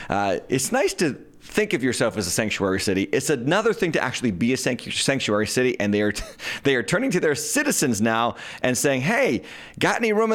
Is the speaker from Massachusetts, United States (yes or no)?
yes; Massachusetts, United States; Meanwhile, in Massachusetts, my home state